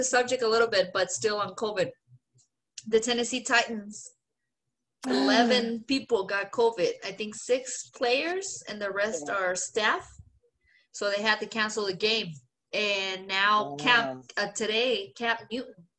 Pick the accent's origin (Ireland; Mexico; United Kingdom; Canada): Mexico; English is a second language; moved away; a woman, a Mexican, a lesbian